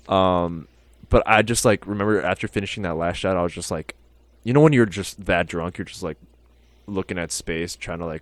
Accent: Milwaukee, Wisconsin, United States; I went to school somewhere in Milwaukee.

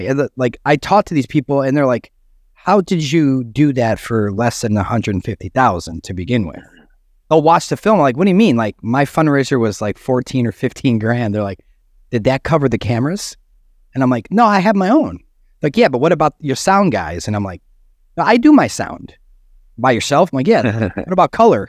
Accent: Chicago, Illinois, United States; I'm from Chicago

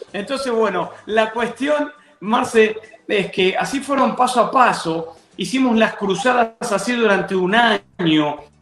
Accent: Adrogué, Buenos Aires Province, Argentina; moved away as an adult; also born or lived in Banfield / Lomas de Zamora; now in Texas, United States; Viví un tiempo, toda mi niñez, toda mi infancia la viví en la ciudad de Adrogué

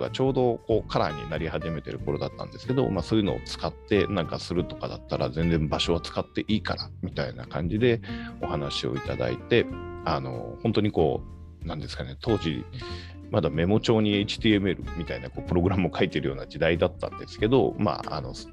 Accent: Takarazuka, Hyogo, Japan; 自分の生まれ育った兵庫県宝塚の方で設立しておりまして

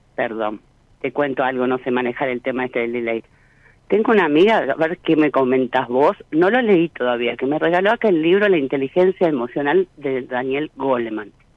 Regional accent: Mar del Plata, Buenos Aires Province, Argentina; also born or lived in Puerto Madryn, Chubut; Mar del Plata, provincia de Buenos Aires, Argentina.

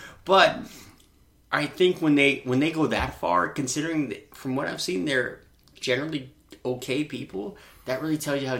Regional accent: Long Prairie, Minnesota, United States; moved away as an adult; now in Florida, United States; So I grew up in Minnesota.

